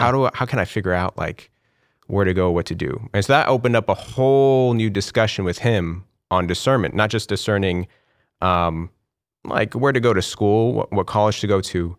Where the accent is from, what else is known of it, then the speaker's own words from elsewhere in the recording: Corpus Christi, Texas, United States; now in Houston, United States; I left when I was about five years old. and we moved to, um, Corpus Christi